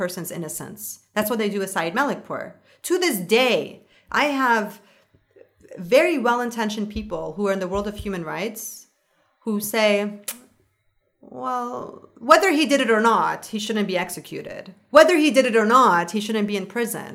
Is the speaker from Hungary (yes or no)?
no; Canada; I'm a Canadian.